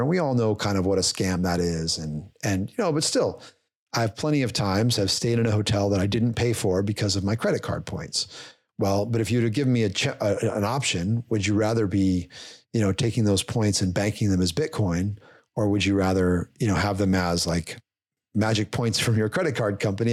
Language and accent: English; Indiana, United States; I'm from Indiana